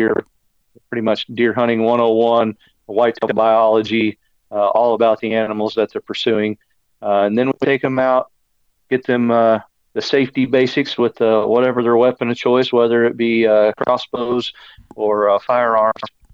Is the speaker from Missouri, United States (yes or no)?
yes; Branson, Missouri, United States; also born or lived in Texas; I was born in Branson. Still live in the area. The Ozarks is what I call home, and right here down on the Arkansas-Missouri line for my entire life